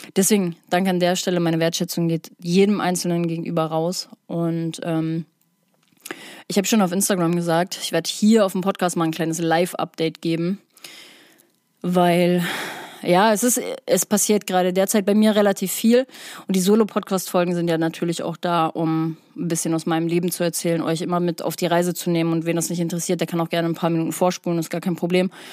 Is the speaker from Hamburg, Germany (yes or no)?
yes; Hamburg, Germany; Ich komme aus der Psytrance Hochburg, Hamburg